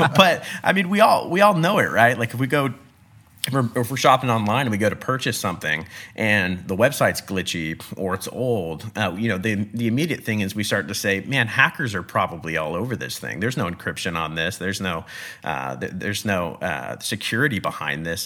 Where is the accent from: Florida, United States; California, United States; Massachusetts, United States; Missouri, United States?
California, United States; Bakersfield; I'm California born and raised, I was born in the Central Valley in Bakersfield